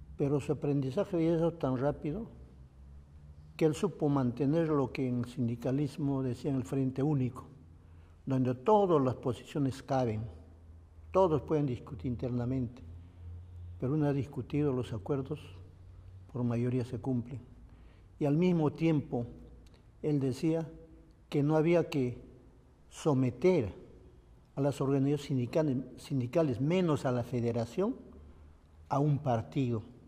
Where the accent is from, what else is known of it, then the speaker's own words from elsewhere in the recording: Nazca, Ica, Peru; also born or lived in Saisa, Ayacucho, Peru; En mi tierra, Saiza, se, estudiaba solo hasta tercer año de primaria. Y como no había dónde estudiar, un buen día, sobre todo mi madre, Elisa Guamani, decide sacarnos a Nazca. Entonces todos llegamos a Nazca a estudiar